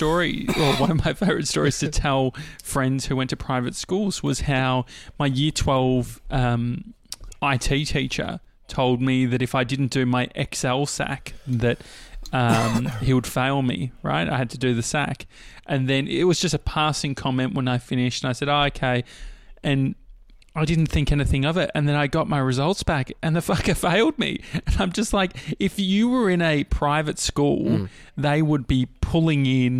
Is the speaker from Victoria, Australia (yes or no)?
yes; Dandenong, Victoria, Australia; I grew up near Dandenong